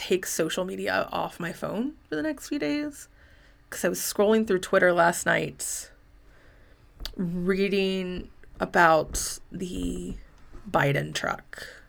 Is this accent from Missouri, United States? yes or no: yes; St. Louis, Missouri, United States; I'm from St. Louis and can promise that the McCloskeys are fine.